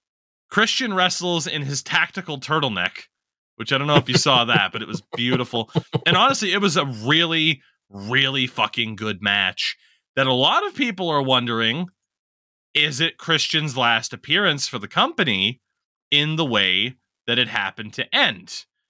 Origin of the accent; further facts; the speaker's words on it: Canada; As a Canadian, you're not allowed